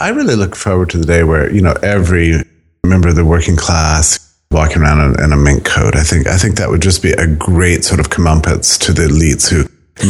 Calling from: Auburn, Alabama, United States; I'm speaking to you from a very, very cold Auburn, Alabama.

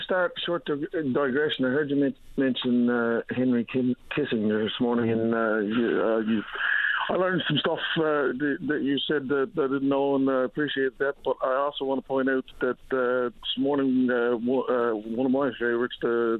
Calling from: Long Harbour, Newfoundland and Labrador, Canada; So I'm calling from Long Harbour here now

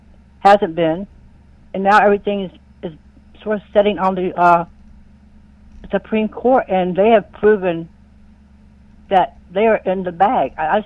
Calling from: Lakeland, Florida, United States; I'm calling from Lakeland, Florida.

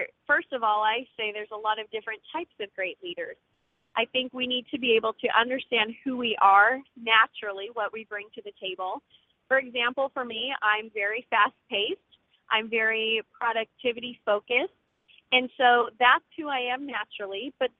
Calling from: Northeast Georgia, United States; I'm calling from Northeast Georgia

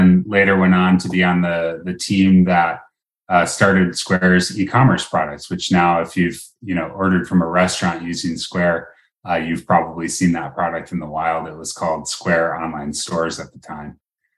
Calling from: Seattle, Washington, United States; I'm calling in from Seattle, Washington, where it's a gorgeous summer day.

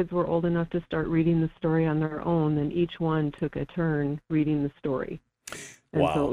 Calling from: Fairbanks, Alaska, United States; from Fairbanks.

